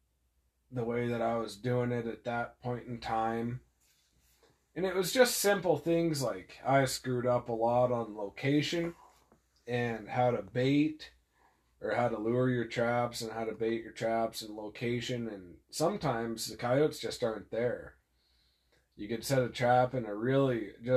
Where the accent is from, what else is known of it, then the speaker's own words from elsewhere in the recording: Malta, Montana, United States; I'm from Malta, Montana.